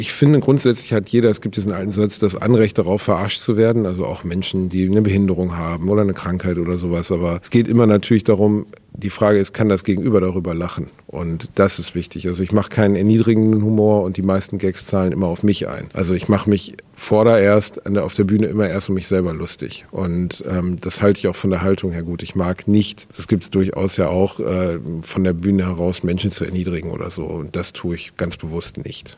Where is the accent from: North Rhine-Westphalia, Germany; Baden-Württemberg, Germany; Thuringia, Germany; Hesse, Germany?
North Rhine-Westphalia, Germany; Gelsenkirchen; moved away as an adult; also born or lived in Dortmund / Osnabrück; Und ich bin dort halt aufgewachsen, mit 18 weggegangen